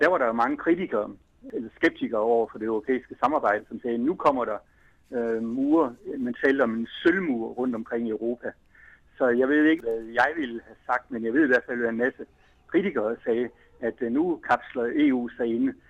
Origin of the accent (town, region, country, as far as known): Denmark